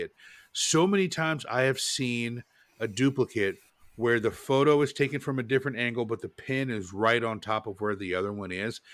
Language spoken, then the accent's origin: English; Portland, United States; now in Charlotte, United States; I grew up in Portland and it was rainy